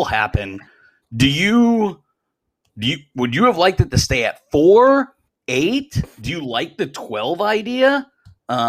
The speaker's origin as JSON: {"language": "English", "area": "Notre Dame country", "region": "Indiana", "country": "United States", "tie": "born or raised there", "said": "I grew up in Notre Dame country"}